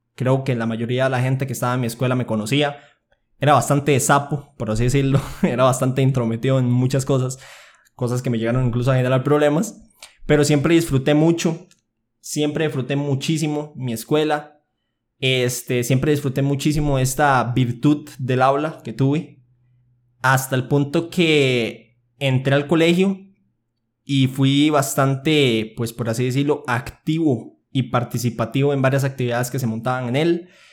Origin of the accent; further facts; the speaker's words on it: Aserrí, San José, Costa Rica; Yo nací en Costa Rica, específicamente en Acerrí. Llevo mis 19 años viviendo en el mismo lugar.